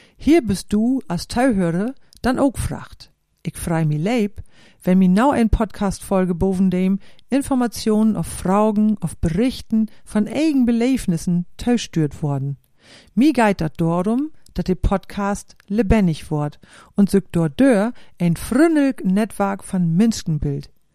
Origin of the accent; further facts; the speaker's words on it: Klostermoor, Lower Saxony, Germany; moved away as an adult; Aufgewachsen bin ich in Klostermoor im Landkreis Lea